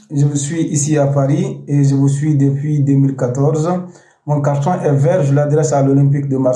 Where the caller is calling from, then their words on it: Benin; Bonsoir, RFI. Ouais, c'est … Il à depuis le Bénin.